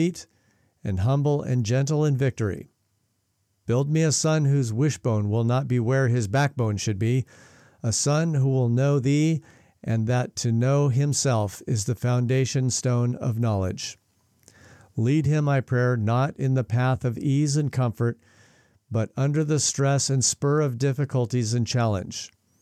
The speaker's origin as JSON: {"language": "English", "town": "Spokane", "region": "Washington", "country": "United States", "tie": "born or raised there", "moved": "yes", "lives_now": "New Zealand", "said": "my hometown in Spokane, Washington"}